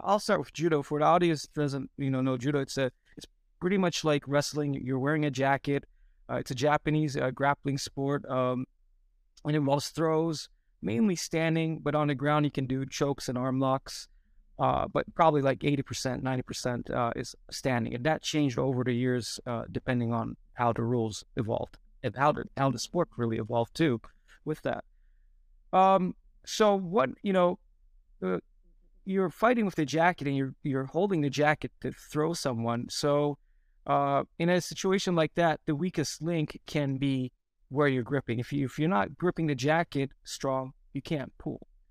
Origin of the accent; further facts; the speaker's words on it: Antalya, Turkey; moved away as an adult; also born or lived in United States; I grew up in Turkey. I was, uh, born in U S. Um, we, but we moved to Turkey for good when I was, uh, seven years old, and we stayed there